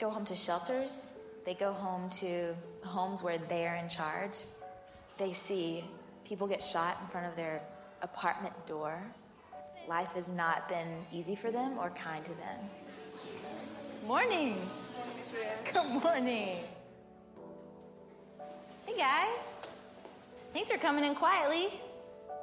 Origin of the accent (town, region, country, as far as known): Georgia, United States; born or raised there